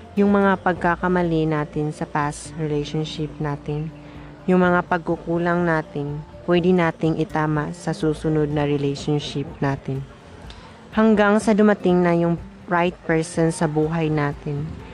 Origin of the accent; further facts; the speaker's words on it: Butuan, Caraga, Philippines; I came from Butuan City.